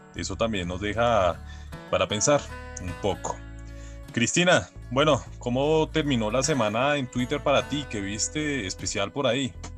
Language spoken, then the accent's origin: Spanish; Colombia; todos somos colombianos